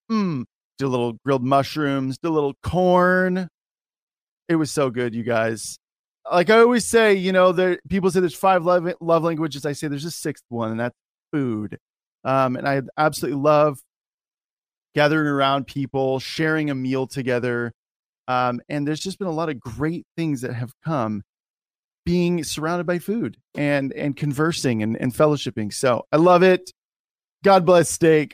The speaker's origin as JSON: {"language": "English", "country": "United States", "said": "as an American"}